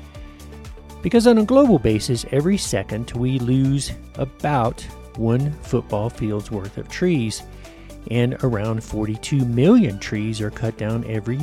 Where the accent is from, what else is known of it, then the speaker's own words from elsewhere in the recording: United States; my home country, the U.S.